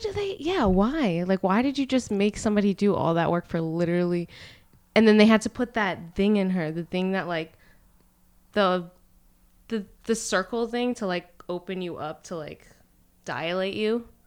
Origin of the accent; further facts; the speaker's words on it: Allentown, Pennsylvania, United States; I'm from Allentown.